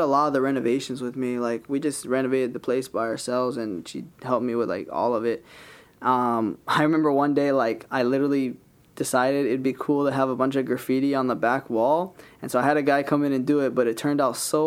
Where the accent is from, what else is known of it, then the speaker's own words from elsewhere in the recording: Kahuku, Hawaii, United States; also born or lived in Hauula, Hawaii / Laie, Hawaii; when I was going to school at Kahuku High School, there was no places to get your hair cut. So we always would drive down to town to get our hair cut. And so I was like, man, we need to open a shop out here.